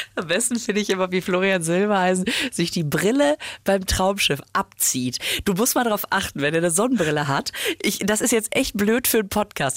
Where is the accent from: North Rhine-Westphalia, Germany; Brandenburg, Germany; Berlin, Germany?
North Rhine-Westphalia, Germany; Düsseldorf; ich komme ja aus Düsseldorf